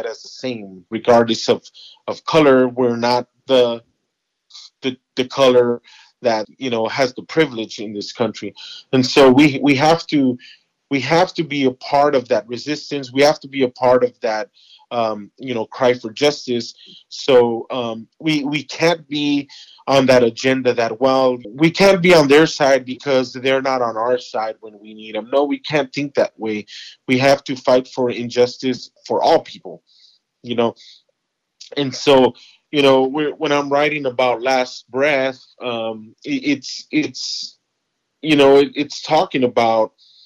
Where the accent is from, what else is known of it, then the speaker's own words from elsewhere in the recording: Los Angeles, California, United States; I grew up in Los Angeles